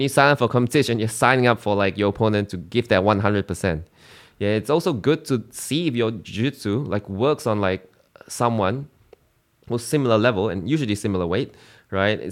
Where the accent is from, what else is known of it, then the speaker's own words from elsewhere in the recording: Singapore; moved away as an adult; now in Australia; I'm from Singapore.